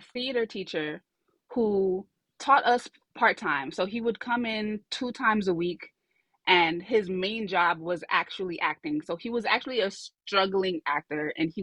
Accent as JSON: {"language": "English", "town": "New York City", "region": "New York", "country": "United States", "tie": "born or raised there", "said": "I grew up in Brooklyn, New York."}